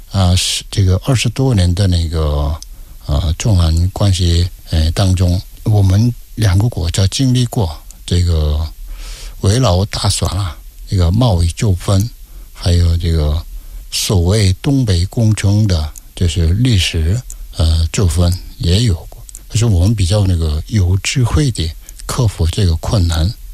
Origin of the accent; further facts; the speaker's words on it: South Korea; Chinese is a second language; moved away as an adult; also born or lived in Beijing, China; 我们韩国人说是特派员